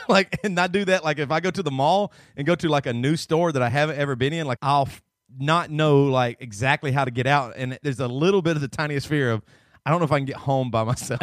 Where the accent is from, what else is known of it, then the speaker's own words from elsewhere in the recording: the South, United States; moved away; also born or lived in Seattle; I grew up in the South